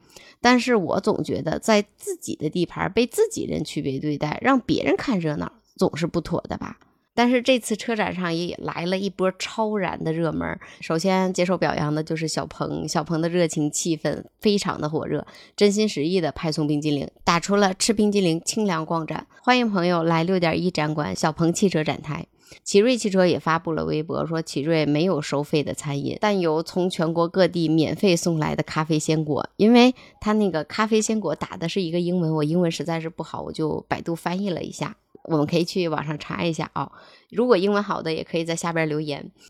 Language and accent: Chinese; China; 不止我们中国人可以看到了